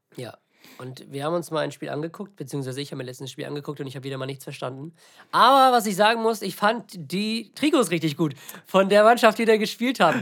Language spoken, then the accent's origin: German; villages near Lübeck, Schleswig-Holstein, Germany; now in Lübeck, Germany; nicht nur von Lübeck ist, sondern aus, aus den, von den beiden Dörfern, wo ich aufgewachsen bin